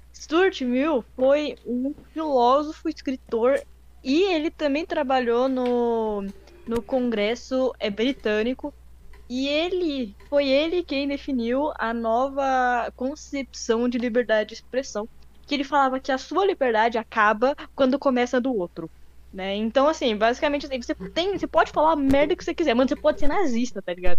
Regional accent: Brazil; a gente mora no Brasil, a gente cresceu na, no Brasil a vida inteira

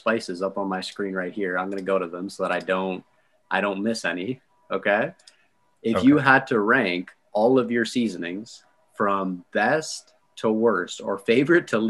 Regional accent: Canada; I'm Canadian

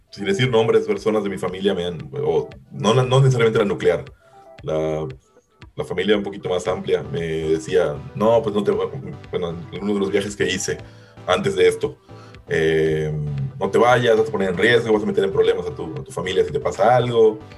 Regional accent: Mérida, Yucatán, Mexico; moved away as an adult; now in Melbourne, Australia; Eh, pues actualmente vivo en Melbourne, en Australia. Eh, soy de Mérida, aunque el acento no me delata a, simple, simple palabra.

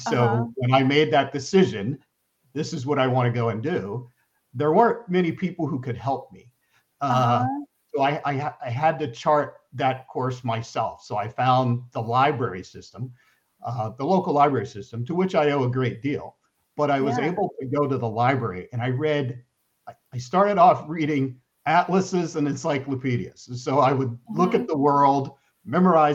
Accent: Camden, New Jersey, United States; I grew up outside of Camden, New Jersey.

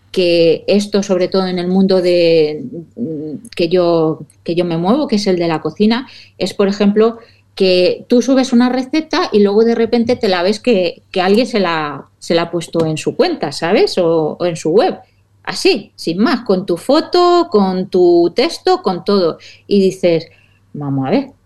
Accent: Valencian Community, Spain; yo soy muy de arroces, como buena valenciana.

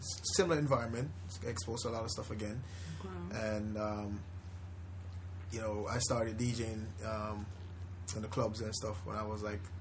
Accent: Spanish Town, Saint Catherine, Jamaica; now in United States; I grew up in, I would say, one of the roughest areas in Jamaica, Spanish Town.

